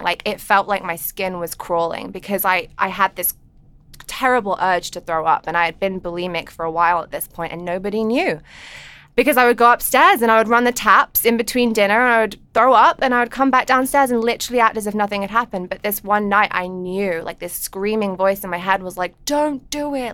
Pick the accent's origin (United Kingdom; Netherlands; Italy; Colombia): United Kingdom; England; moved away; I grew up in England